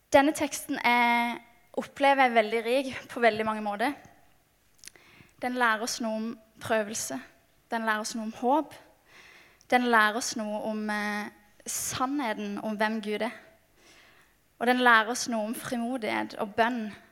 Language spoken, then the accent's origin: Norwegian; Mandal, Agder, Norway; moved away; kommer jeg fra Mandal på Sørlandet